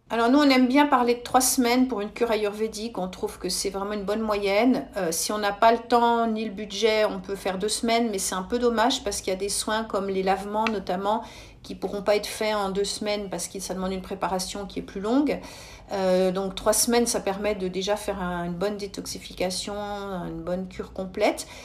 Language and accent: French; Switzerland; chez nous en Suisse